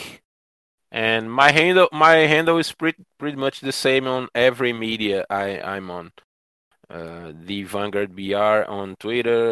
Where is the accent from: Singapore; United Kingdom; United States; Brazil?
Brazil; English is a second language; my community in Brazil